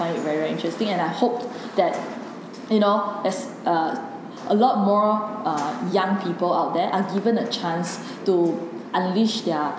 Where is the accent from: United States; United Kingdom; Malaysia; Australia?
Malaysia; Penang; I'm from Penang